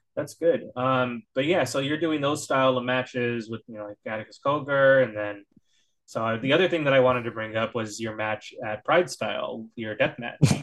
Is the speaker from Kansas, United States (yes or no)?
no; Northern California, United States; I'm from NorCal